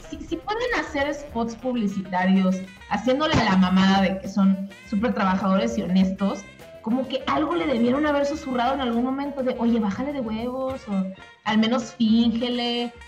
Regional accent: Monterrey, Nuevo León, Mexico; moved away; yo crecí en Monterrey, yo soy de Monterrey

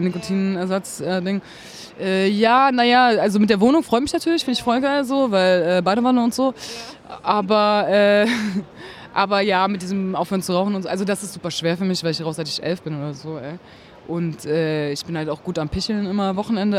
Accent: Berlin, Germany; Ich bin halt in Berlin geboren, so, habe halt immer da gelebt, also nie woanders

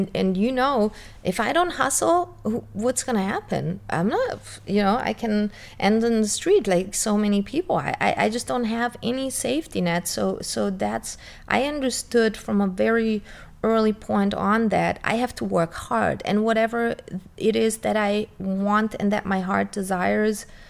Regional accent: Germany; my parents were foreigners and me growing up in Germany.

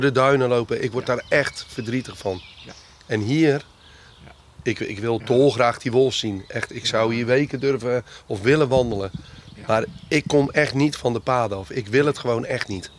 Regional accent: Randstad, Netherlands; bij ons in de Randstad

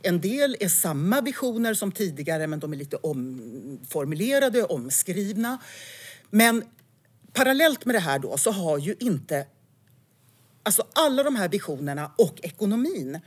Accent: Älvdalen, Dalarna County, Sweden; moved away; also born or lived in Falun / Stockholm; jag är född på Falu lasarett och eh, det står i mitt pass att jag kommer från Älvdalen

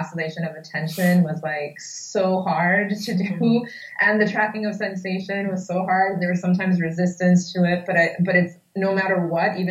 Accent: New York, United States; I grew up in the Washington Heights neighborhood of New York, which is in Upper Manhattan

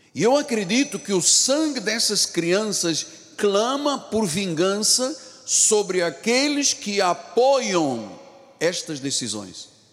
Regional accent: Brazil

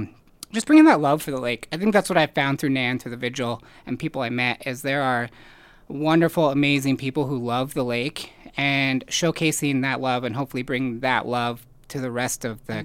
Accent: Washington, United States; I grew up in Washington State, so I like loved the ocean and water

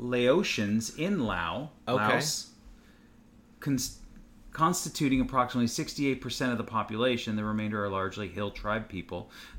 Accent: United States; I'm not a Lao person. I was born in America, but I am not a Native American.

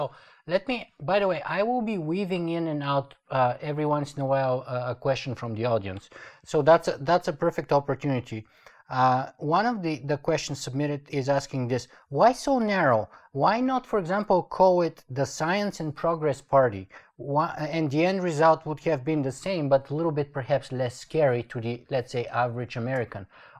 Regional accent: Canada; I'm actually a Canadian citizen

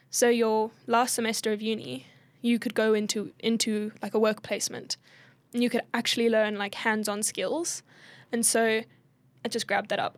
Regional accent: South Africa; also born or lived in Perth, Australia

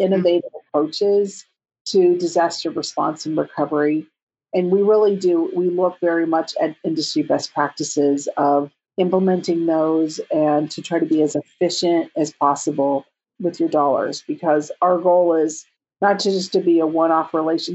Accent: California, United States; I'm from California

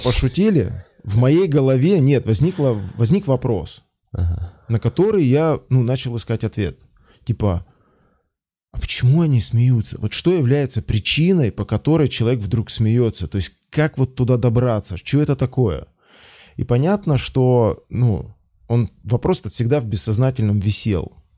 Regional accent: Belarus; moved away as an adult; now in Moscow, Russia; я из Беларуси

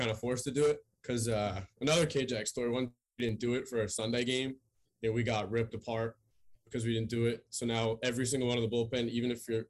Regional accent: Chelmsford, Massachusetts, United States; I'm from Chelmsford, Mass.

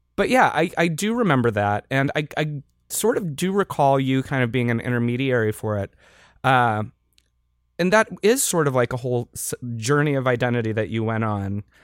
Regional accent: Western Pennsylvania, United States; I also was growing up in Western P A at the time

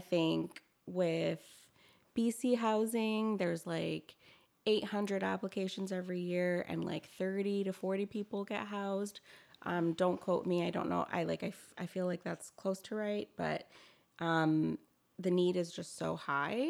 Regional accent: Toronto, Ontario, Canada; moved away as an adult; now in Victoria, Canada; I'm originally from Toronto

